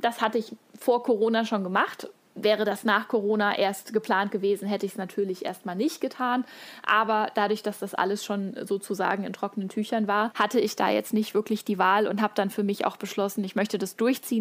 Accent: Hesse, Germany; ich komme aus Hessen

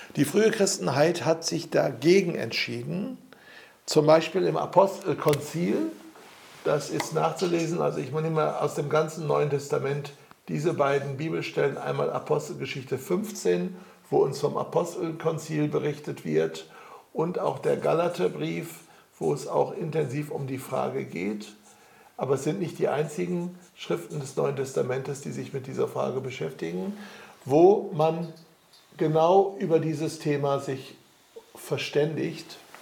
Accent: Germany; wir als Deutsche

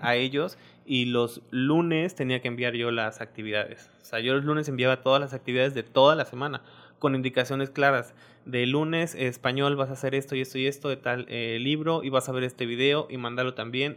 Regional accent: Misantla, Veracruz, Mexico; moved away as an adult; now in Isla, Mexico; yo soy de Misantla.

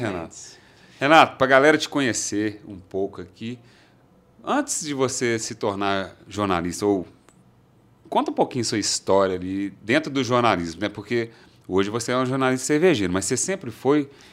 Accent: Belo Horizonte, Minas Gerais, Brazil; eu também sou de Belo Horizonte

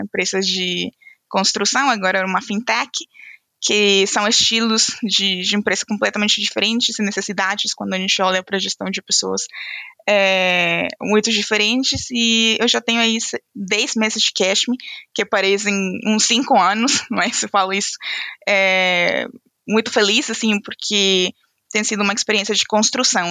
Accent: Venezuela; Portuguese is a second language; moved away as an adult; now in São Paulo, Brazil; Eu é sou venezuelana

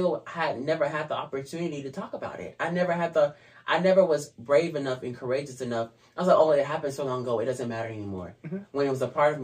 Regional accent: Georgia, United States; also born or lived in California; when I came here, I got in first grade when I came to Georgia from California.

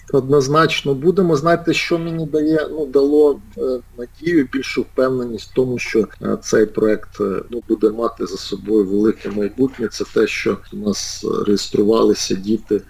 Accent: Cherkasy, Cherkasy Oblast, Ukraine; Черкаси, це саме те місто, де все почалося. Це моє рідне місто.

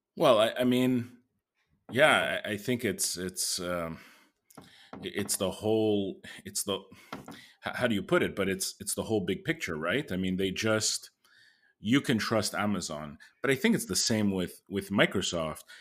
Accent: Canada; as a Canadian

